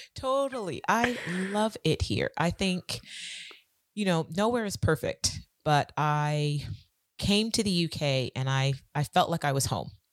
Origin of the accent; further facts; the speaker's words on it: California, United States; moved away as an adult; now in London, United Kingdom; I'm originally from California, and I came over to the U K about seventeen years ago